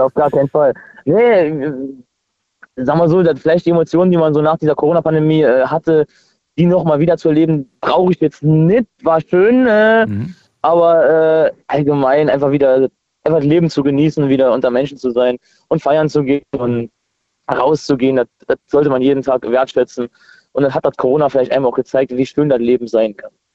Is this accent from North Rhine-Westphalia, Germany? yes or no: no; near Trier, Rhineland-Palatinate, Germany; ich komme aus der Nähe von Trier